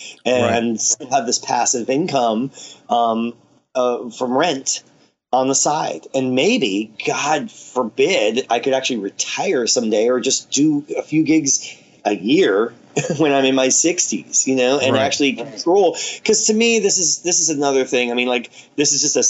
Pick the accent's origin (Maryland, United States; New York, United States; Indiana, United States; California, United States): New York, United States; moved away; I'm from New York.